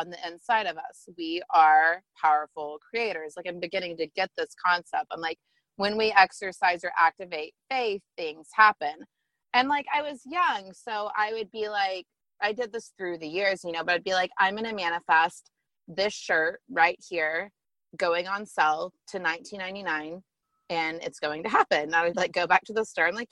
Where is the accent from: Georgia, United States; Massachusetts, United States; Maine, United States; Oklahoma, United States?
Oklahoma, United States; Tulsa; moved away as an adult; also born or lived in Dallas; I was away from Tulsa, where I'm from